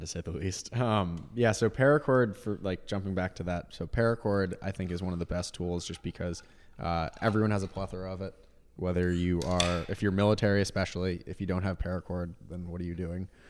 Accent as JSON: {"language": "English", "region": "Vermont", "country": "United States", "tie": "born or raised there", "also_born_or_lived": "Boston, Massachusetts", "moved": "as an adult", "said": "I grew up in Vermont"}